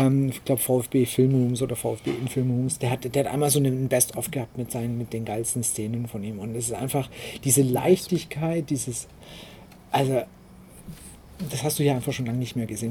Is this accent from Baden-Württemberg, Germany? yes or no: yes; Waldstein, Baden-Württemberg, Germany; aus dem Heimatort, wo ich herkomme, aus Waldstein